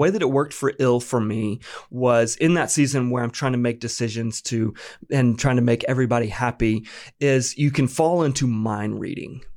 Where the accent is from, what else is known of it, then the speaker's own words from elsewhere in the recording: Apex, North Carolina, United States; I'm from North Carolina, born and raised. This is home for me